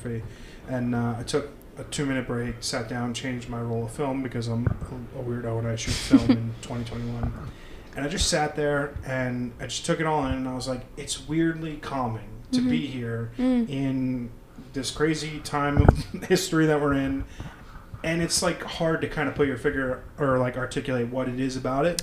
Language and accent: English; New Jersey, United States; growing up in New Jersey, I've always been in and out of the city.